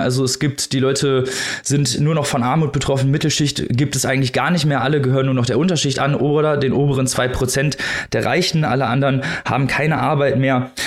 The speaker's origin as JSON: {"language": "German", "country": "Germany", "said": "wir als Deutsche"}